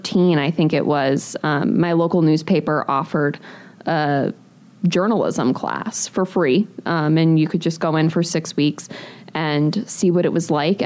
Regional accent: New England, United States; moved away as an adult; also born or lived in Pennsylvania / Ohio; now in Milwaukee, United States; I grew up originally in New England

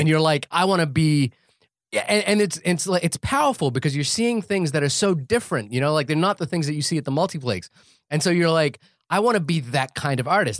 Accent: New Zealand; being a New Zealander

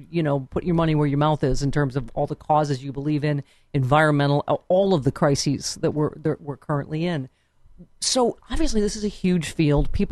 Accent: California, United States; I've seen it in Ohio and South Carolina and Michigan and my home state of California.

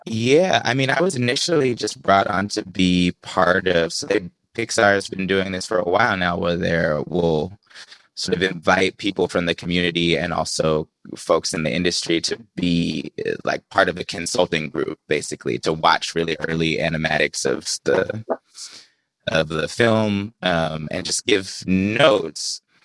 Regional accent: the Bay Area, California, United States; I grew up in the Bay Area.

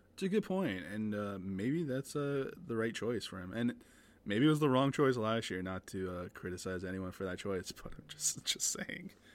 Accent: Canada; we're both Canadian

